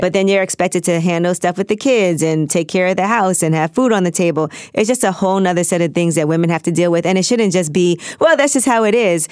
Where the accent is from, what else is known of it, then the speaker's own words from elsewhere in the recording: New York City, New York, United States; I'm from New York. I'm from Brooklyn. I talk really fast